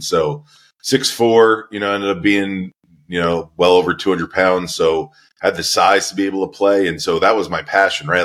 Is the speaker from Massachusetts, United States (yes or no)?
no; Merrick, New York, United States; I was born in New York, a uh, town called Merrick, just outside of New York City, so on the south shore of Long Island